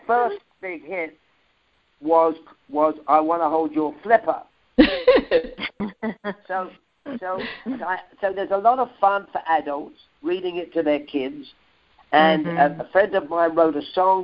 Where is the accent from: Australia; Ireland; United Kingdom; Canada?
United Kingdom; London; accent: Cockney; a Cockney kid, if any of your listeners don't know, is a kid that grew up in the East End of London within the sounds of Bow Bell Church